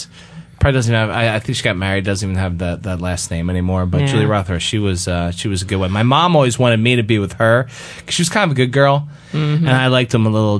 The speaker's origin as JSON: {"language": "English", "town": "Boston", "region": "Massachusetts", "country": "United States", "tie": "born or raised there", "also_born_or_lived": "Washington, D.C. / Harrisburg, Pennsylvania", "moved": "yes", "lives_now": "Florida, United States", "said": "I grew up in Boston, and, you know, I lived in D.C. and the hotbed of Harrisburg, PA"}